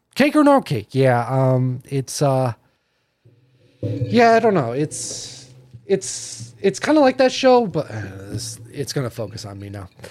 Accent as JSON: {"language": "English", "town": "Naples", "region": "New York", "country": "United States", "tie": "born or raised there", "said": "I grew up in Naples all my life"}